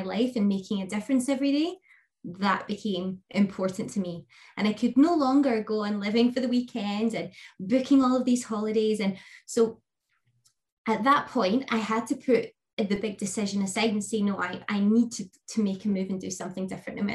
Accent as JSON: {"language": "English", "region": "Scotland", "country": "United Kingdom", "said": "I am Scottish, based in the UK. I live in the beautiful west coast of Scotland"}